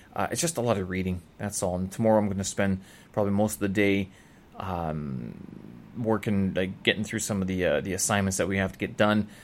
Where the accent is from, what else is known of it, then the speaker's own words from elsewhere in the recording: Canada; moved away as an adult; now in Beijing, China; I'm from Canada